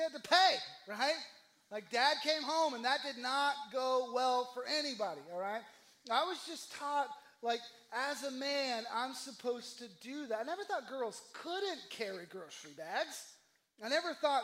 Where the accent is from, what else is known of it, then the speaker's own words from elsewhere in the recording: the South, United States; I'm from the South